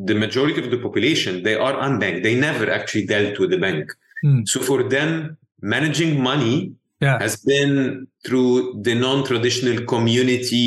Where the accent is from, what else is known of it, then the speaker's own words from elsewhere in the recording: Egypt; I'm born and raised in Egypt.